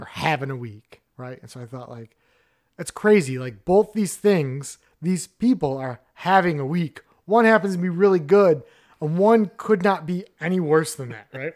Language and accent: English; Midwest, United States; as a Midwesterner